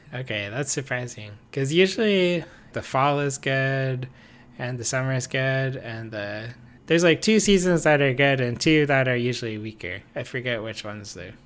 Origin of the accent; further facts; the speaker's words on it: United States; I'm American